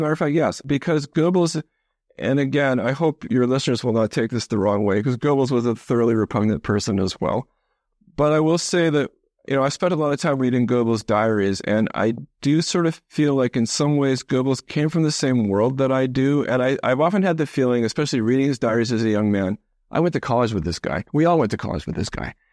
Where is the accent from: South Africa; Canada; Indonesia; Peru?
Canada; I grew up mostly in Canada.